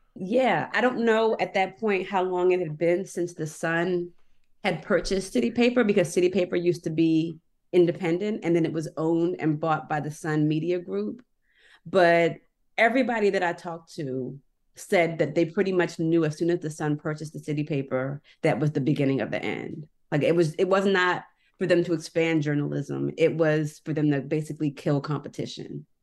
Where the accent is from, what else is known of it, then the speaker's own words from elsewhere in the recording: Annapolis, Maryland, United States; I'm from Annapolis